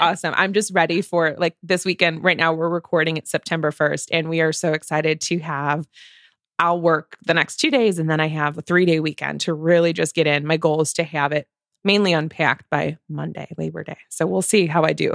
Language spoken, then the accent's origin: English; Illinois, United States; We're from Illinois